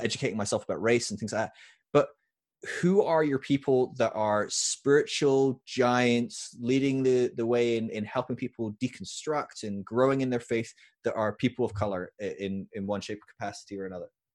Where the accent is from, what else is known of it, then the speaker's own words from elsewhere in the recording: United Kingdom; moved away as an adult; also born or lived in California; I was from the U K